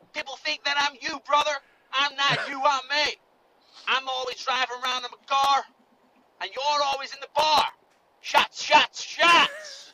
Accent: Nashville, Tennessee, United States; I'm from Nashville

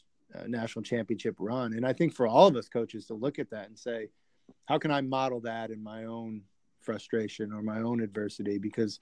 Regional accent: Northwest Indiana, United States; I grew up in Northwest Indiana, about 25 minutes east of Valparaiso University

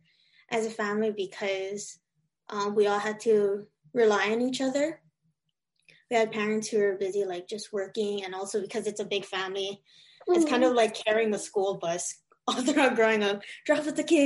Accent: Hawaii, United States; I was born and raised in Hawaii, so there's a lot of like Asian culture around me, and also a lot of Filipino culture, especially growing up in Waipahu and Kalihi

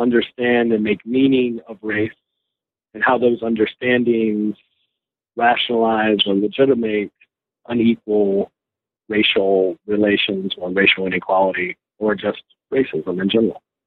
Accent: North Carolina, United States; moved away as an adult; also born or lived in Los Angeles, California / Ohio / Virginia; now in Connecticut, United States; migrated to North Carolina with my family in uh, the late 70s. Grew up there in the uh, kind of mid South in in North Carolina

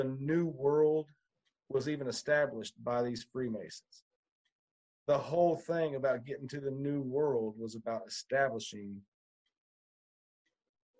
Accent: Chattanooga, Tennessee, United States; I grew up in Chattanooga

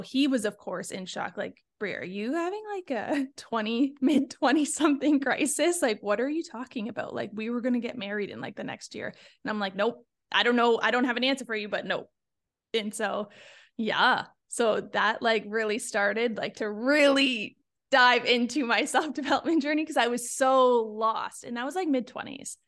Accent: Niagara Falls, Ontario, Canada; moved away as an adult; also born or lived in Toronto / Sweden; now in Florida, United States; I come from a small town. I'm from Niagara Falls

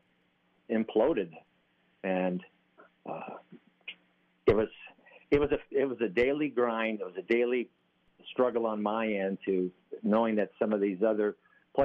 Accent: Sioux City, Iowa, United States; I grew up in Sioux City, Iowa

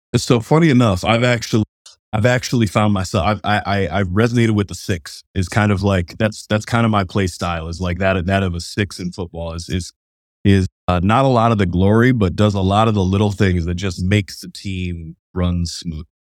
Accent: Cleveland, Ohio, United States; I'm from Cleveland, Ohio

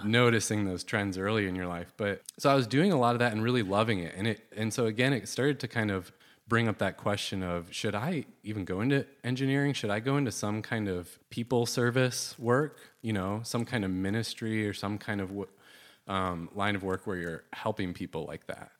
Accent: Southwest Michigan, United States; I grew up in Southwest Michigan, and, uh, kinda had a pretty typical, like, suburban family life growing up

